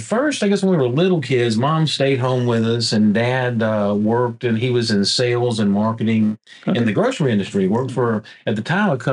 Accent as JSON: {"language": "English", "town": "Nederland", "region": "Texas", "country": "United States", "tie": "born or raised there", "also_born_or_lived": "Port Arthur, Texas / Beaumont, Texas", "said": "I'm from Nederland, Texas. I was born at St. Mary's Hospital over in Port Arthur."}